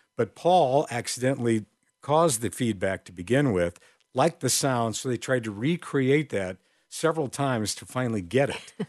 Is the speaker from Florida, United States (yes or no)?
no; Crystal Lake, Illinois, United States; I grew up in Crystal Lake, Illinois, and there were little stations in our area.